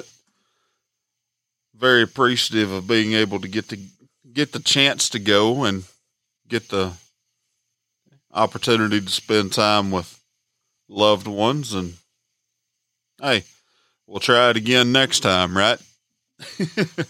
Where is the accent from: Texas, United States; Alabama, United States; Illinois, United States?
Alabama, United States; I'm from Alabama